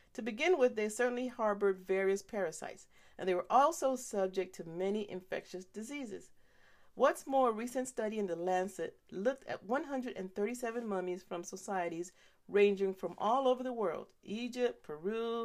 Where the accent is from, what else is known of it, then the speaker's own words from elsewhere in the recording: Panama; when I was growing up in Panama.